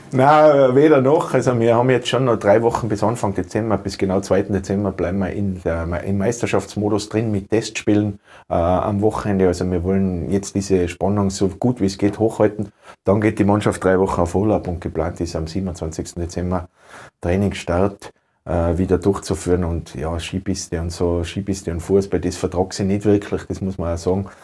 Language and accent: German; Tyrol, Austria; Ich bin in Tirol zu Hause, äh, Tirol ist mein Heimatland, ich liebe das Land über alles